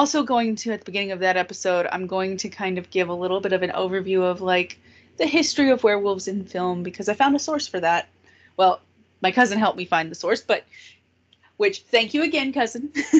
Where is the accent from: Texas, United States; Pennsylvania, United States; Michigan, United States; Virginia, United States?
Texas, United States; And we are two people from Texas. Two girls.